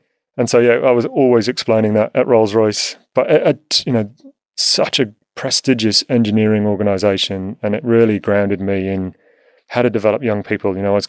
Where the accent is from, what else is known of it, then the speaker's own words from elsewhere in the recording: Whiston, North West England, United Kingdom; born there; I was born in a place called Whiston, which is just outside Liverpool in the UK.